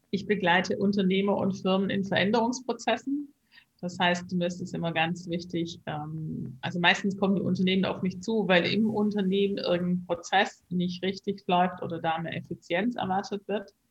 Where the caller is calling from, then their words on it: Hamburg, Germany; Ich bin im Moment aus Hamburg zugeschalten.